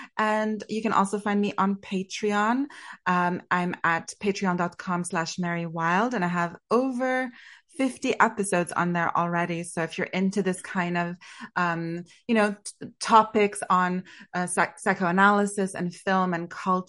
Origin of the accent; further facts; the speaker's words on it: Canada; A fellow Canadian like me. I think he is my country's greatest export.